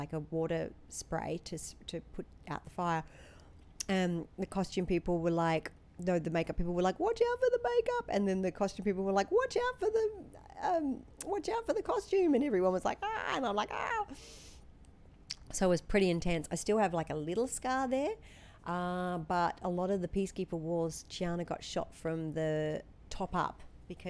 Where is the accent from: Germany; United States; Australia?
Australia; moved away; if we say lemonade at home in Australia, that will be Sprite